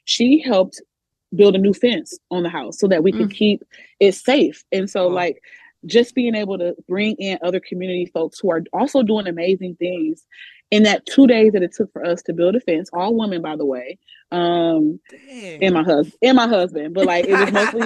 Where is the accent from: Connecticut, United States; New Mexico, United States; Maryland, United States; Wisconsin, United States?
Wisconsin, United States; Milwaukee; I grew up on the North Side